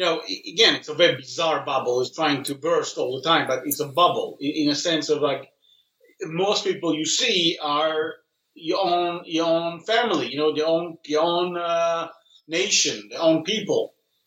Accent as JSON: {"language": "English", "country": "Israel", "tie": "born there", "said": "I was born here in Israel, and the interesting thing is that I had a fantasy, actually, as a child to work here in the center."}